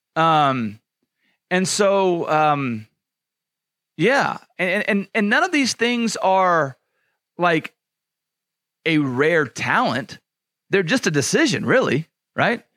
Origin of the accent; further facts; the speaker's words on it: Louisiana, United States; I grew up in Louisiana